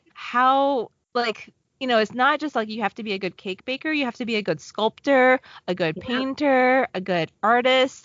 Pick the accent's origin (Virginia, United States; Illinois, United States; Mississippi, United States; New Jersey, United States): Virginia, United States; Southwest; moved away; I grew up in Southwest Virginia